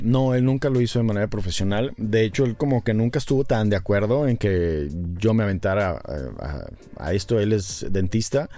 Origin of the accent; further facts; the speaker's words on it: Ciudad Victoria, Tamaulipas, Mexico; yo soy de Victoria.